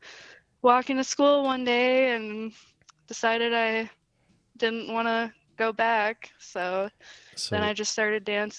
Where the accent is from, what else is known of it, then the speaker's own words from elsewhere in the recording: Wichita, Kansas, United States; born there; So I was born in Wichita, Kansas.